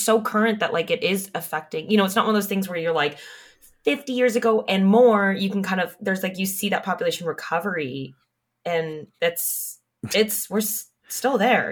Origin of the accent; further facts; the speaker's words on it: California, United States; I grew up in California, and so we were on the ah, West Coast